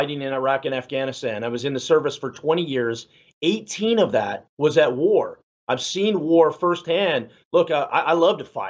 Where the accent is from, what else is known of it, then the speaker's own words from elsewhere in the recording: San Antonio, Texas, United States; I'm Mexican American, you know, and I'm from San Antonio